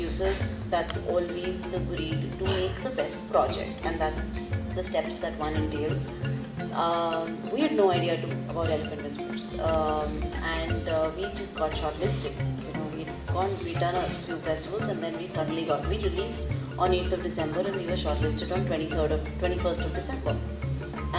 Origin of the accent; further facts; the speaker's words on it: India; I'm fully Indian